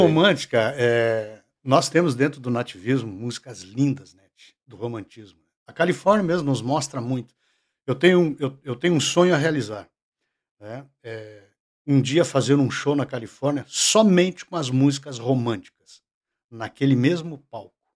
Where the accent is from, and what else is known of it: Alegrete, Rio Grande do Sul, Brazil